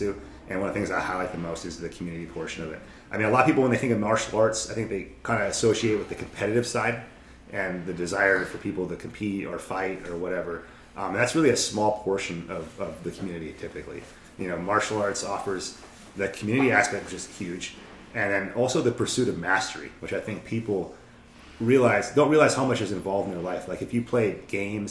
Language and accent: English; Alaska, United States; I'm from Alaska. My aunts, uncles, everyone's here